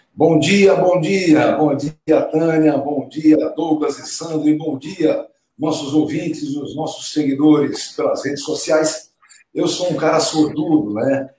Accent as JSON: {"language": "Portuguese", "town": "Santos", "region": "São Paulo", "country": "Brazil", "tie": "born or raised there", "said": "lá na minha terrinha em Santos"}